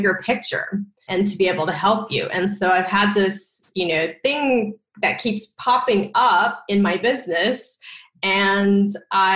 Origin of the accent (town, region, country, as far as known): Texas, United States; born or raised there